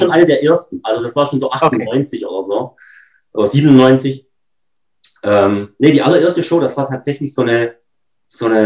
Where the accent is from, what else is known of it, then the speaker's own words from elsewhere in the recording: Baden-Württemberg, Germany; now in North Rhine-Westphalia, Germany; Also hier in Nordrhein-Westfalen fragen mich immer alle, ob ich irgendwo aus dem Osten komme. Aber nein, ich bin aus der Nähe von Stuttgart und ähm, bin da aufgewachsen.